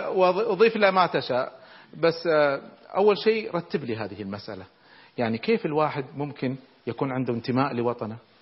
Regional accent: Kuwait; احنا عندنا في الكويت

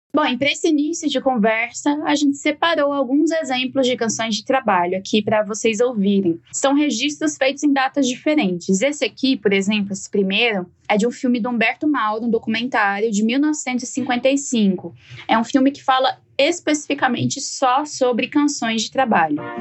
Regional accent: Jataí, Goiás, Brazil; lá em Goiás, né, de onde eu venho

